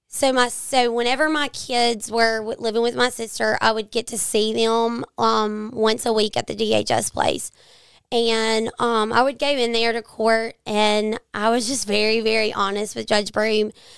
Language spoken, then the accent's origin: English; Jackson, United States; I grew up here in the Jackson area.